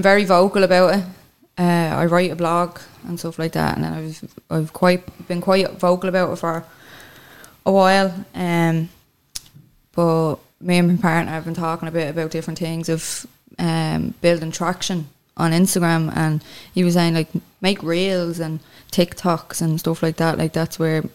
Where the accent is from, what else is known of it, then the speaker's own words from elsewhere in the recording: Clondalkin, Leinster, Ireland; moved away as an adult; also born or lived in Dublin city centre; now in Dublin, Ireland; I'm originally from Clondalkin, but I'm living in town now